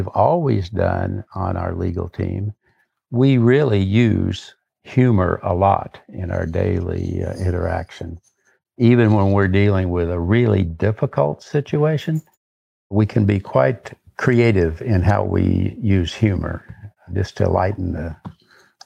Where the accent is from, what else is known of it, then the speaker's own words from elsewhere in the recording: Eureka Springs, Arkansas, United States; moved away; back home where I grew up in Northwest Arkansas